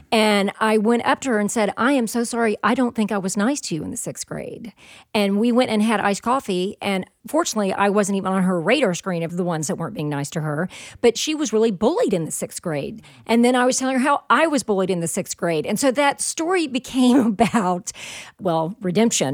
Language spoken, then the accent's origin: English; the South, United States; I'm from the South